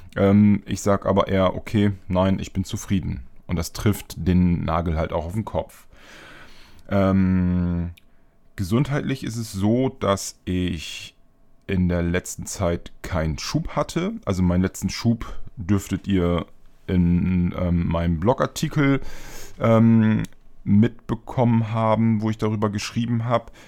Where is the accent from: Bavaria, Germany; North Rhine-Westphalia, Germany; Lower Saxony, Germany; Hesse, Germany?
Lower Saxony, Germany; East Frisia; now in Bremen, Germany; ich komme ja auch aus Ostfriesland. Ähm, gebürtig